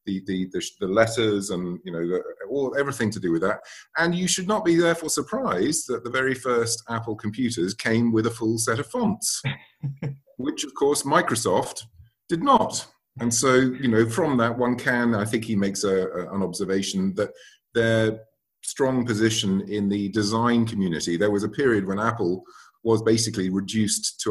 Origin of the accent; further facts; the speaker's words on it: London, United Kingdom; also born or lived in United States; I was born in London, and I went to university in the States. So I was lucky enough to go to university in the States and came back here